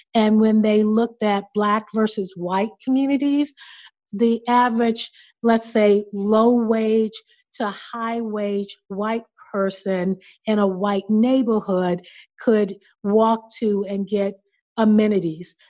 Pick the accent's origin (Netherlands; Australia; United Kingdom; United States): United States; Chicago, Illinois; I grew up in Chatham, and I remember there were several hardware stores in the neighborhood